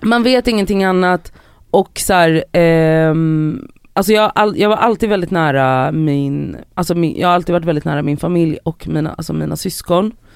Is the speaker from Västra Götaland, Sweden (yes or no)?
yes; Gothenburg, Västra Götaland, Sweden; jag är då uppvuxen i Biskopsgården i Göteborg